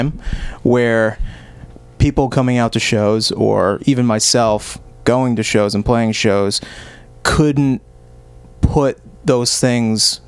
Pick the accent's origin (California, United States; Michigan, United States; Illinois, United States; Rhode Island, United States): Rhode Island, United States; Cranston; I grew up in Cranston, Rhode Island